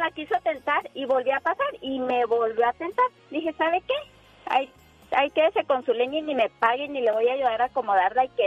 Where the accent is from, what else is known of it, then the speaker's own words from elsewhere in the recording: Chihuahua, Mexico; now in United States; Mira, yo soy de allá de Chihuahua. No te voy a decir el pueblito